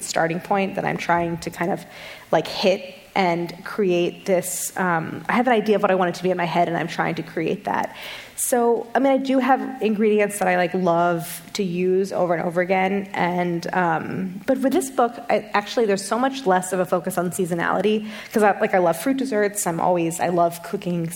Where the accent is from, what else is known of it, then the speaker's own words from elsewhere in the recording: St. Louis, Missouri, United States; I grew up in St. Louis, and we had a sour cherry tree in our front yard